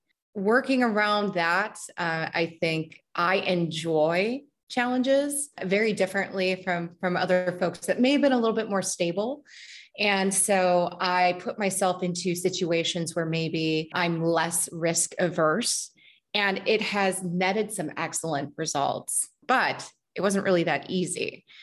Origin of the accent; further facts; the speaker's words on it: Midwest, United States; also born or lived in Germany / North Dakota / Mississippi / Missouri; I was born in Germany, but we moved back to the United States when I was 2 years old. And from that point, we went between North Dakota to Mississippi, Missouri, Texas, Northern Illinois, pretty much all in the Midwest and also in the Deep South.